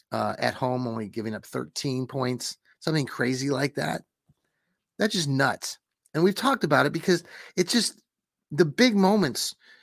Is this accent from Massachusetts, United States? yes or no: yes; Worcester, Massachusetts, United States; I grew up there in Worcester and, it would take a lot more snow than just that to, have us cancel school, but they canceled it.